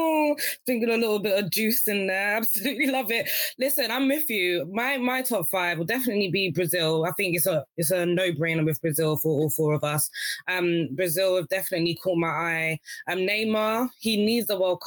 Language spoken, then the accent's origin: English; Nigeria; I'm Nigerian